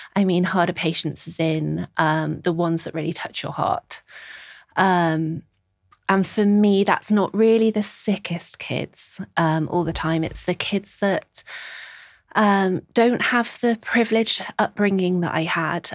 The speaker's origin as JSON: {"language": "English", "town": "Birkenhead", "region": "North West England", "country": "United Kingdom", "also_born_or_lived": "Nottingham / Scotland", "moved": "as an adult", "lives_now": "London, United Kingdom", "said": "I am originally from Birkenhead on the Wirral, uh, s, get the ferry across the Mersey and you'll find my home there"}